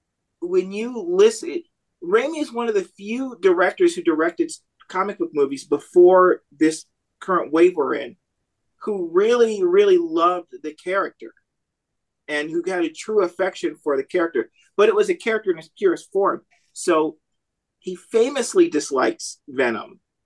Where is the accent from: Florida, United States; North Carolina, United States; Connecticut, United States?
Florida, United States; Orlando; now in San Antonio, United States; No, I'm from Orlando.